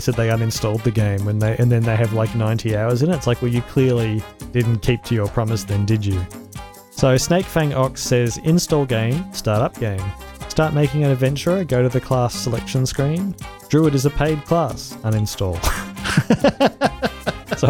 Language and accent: English; Australia; as an Australian